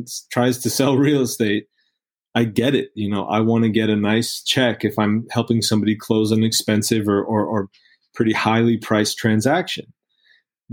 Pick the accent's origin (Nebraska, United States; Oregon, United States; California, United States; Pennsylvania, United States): California, United States; I'm a Californian. I kind of love California. It's my home